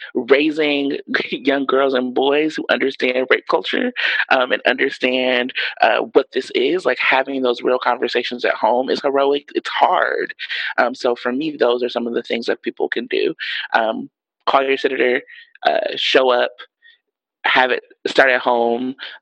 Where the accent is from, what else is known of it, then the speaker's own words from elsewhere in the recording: Milwaukee, Wisconsin, United States; moved away; So I'm from Milwaukee, Wisconsin. I don't live there anymore